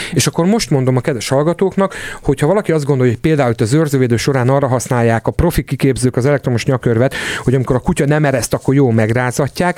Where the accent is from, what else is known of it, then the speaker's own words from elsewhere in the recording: Hungary; ebben nagyon magyarok vagyunk